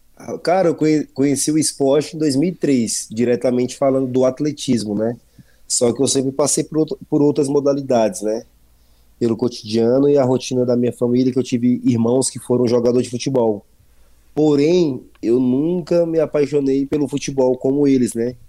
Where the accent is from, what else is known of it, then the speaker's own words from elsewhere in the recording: Brasília, Federal District, Brazil; moved away as an adult; also born or lived in São Paulo; Eu sou natural de Brasília, Distrito Federal